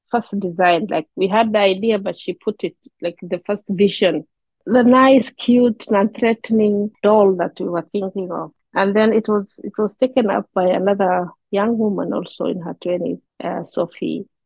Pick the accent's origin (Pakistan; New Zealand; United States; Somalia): Somalia; English is a second language; you even go down to a community like I come from the Somali and we call it the kintir.